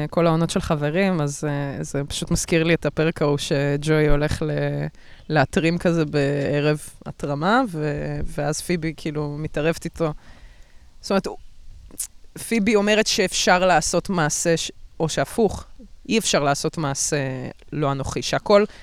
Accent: Russia; אני רוסייה, מי זה מעניין?

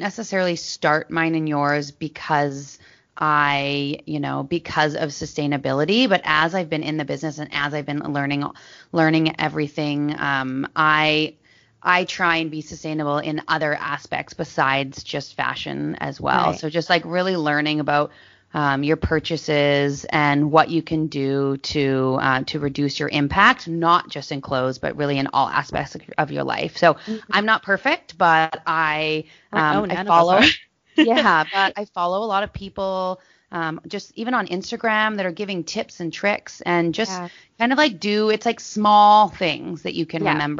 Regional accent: Maple Ridge, British Columbia, Canada; also born or lived in Los Angeles; I grew up in Maple Ridge, so a smaller town outside of Vancouver

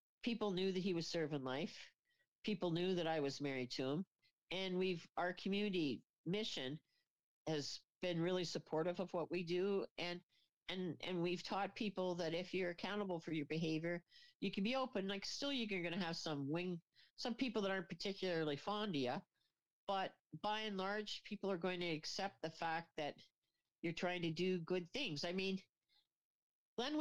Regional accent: Kingston, Ontario, Canada; moved away; I come from Kingston, which is the prison capital of Canada

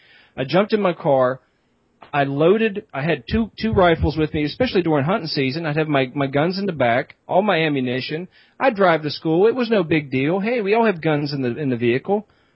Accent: Pennsylvania, United States; Well, not my home, that's my home state.

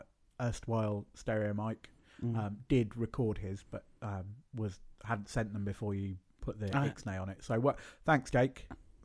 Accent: Birmingham, West Midlands, United Kingdom; moved away; Yeah, I mean, like, I come from Birmingham originally.

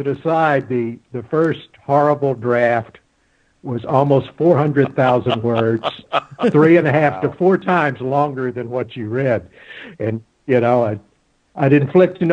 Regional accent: Texas Gulf Coast, United States; moved away as an adult; also born or lived in Kings Point, New York / Charleston; I grew up on the Texas Gulf Coast.

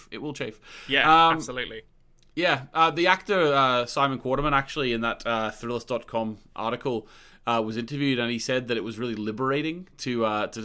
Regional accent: Australia; moved away; Like I, when I came from Australia, I was like refused to call underwear pants.

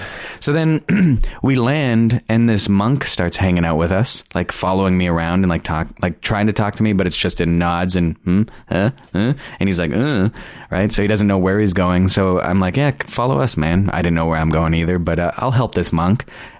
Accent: Canada; the only reason why we're allowed to perform is because we're Canadian.

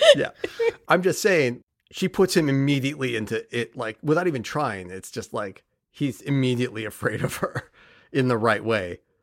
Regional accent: Bay Area, California, United States; I grew up in the Bay Area in California

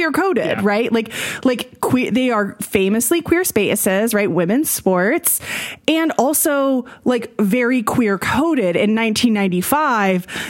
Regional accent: Oklahoma, United States; moved away as an adult; I grew up in Oklahoma mm-hmm. from 1990 until 2021

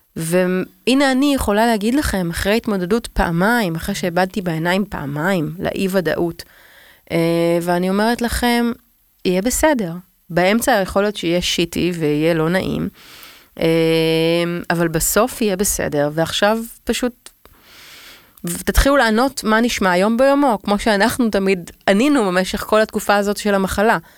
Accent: Tel Aviv, Tel Aviv District, Israel; אני תל אביבית

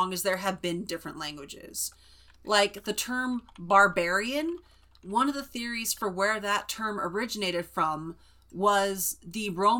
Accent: California, United States; I was born and raised in California. I was raised around many different cultures.

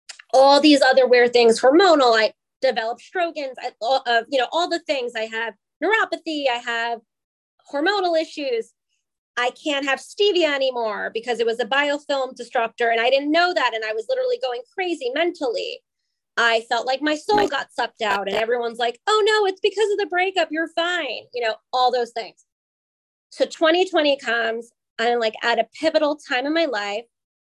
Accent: East Coast, United States; We're both from the East Coast.

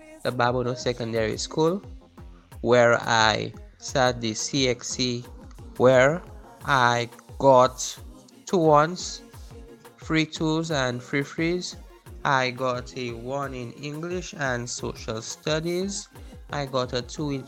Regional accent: Castries, St. Lucia; I am from Castries, St. Lucia.

